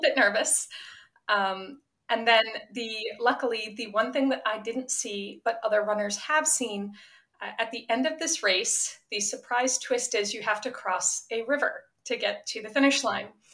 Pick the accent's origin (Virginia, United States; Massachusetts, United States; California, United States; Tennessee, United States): Massachusetts, United States; Attleboro; moved away; I was from Attleboro